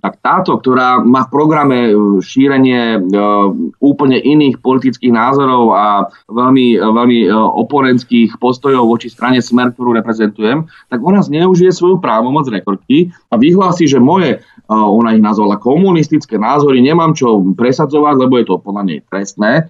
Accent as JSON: {"language": "Slovak", "town": "Bratislava", "region": "Bratislava Region", "country": "Slovakia", "tie": "born or raised there", "said": "vyrastal som v Petržalke"}